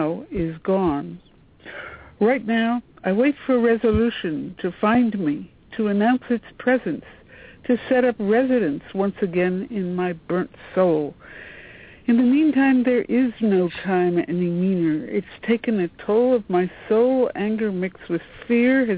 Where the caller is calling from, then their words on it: Washington, District of Columbia, United States; I'm calling from Washington, D.C.